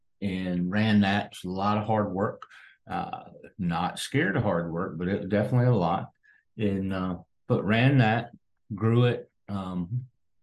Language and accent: English; South Carolina, United States; now in Tampa, United States; I'm originally from South Carolina